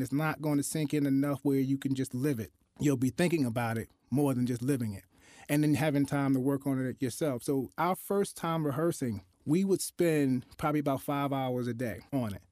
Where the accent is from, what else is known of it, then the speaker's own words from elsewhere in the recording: Newark, New Jersey, United States; also born or lived in Newberry, South Carolina; I was raised in Newark, New Jersey, in the inner city area